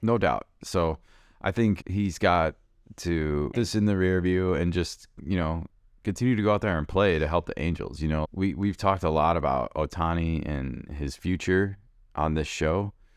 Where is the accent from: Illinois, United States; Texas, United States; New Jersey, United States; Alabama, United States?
Illinois, United States; Chicago; I listened to a lot of Steve Stone growing up in Chicago